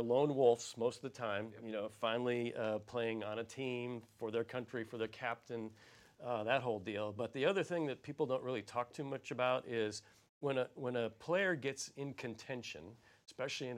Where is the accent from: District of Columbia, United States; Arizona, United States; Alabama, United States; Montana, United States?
Arizona, United States; I'm from Arizona